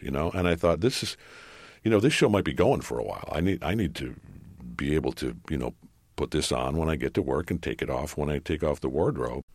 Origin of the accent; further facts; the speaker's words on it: Detroit, Michigan, United States; my hometown, Detroit Tigers